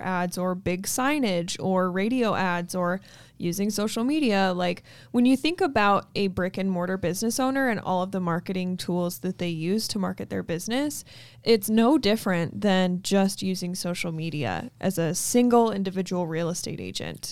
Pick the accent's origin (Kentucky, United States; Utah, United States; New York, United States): Utah, United States; Logan; my hometown